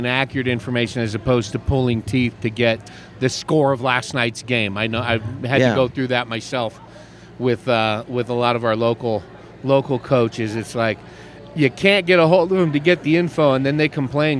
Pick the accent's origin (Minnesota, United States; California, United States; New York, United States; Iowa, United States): California, United States; San Francisco Bay Area; I grew up on the West Coast a little bit after you, not too much after, you know, early 70s, and there was no soccer at least in the San Francisco Bay Area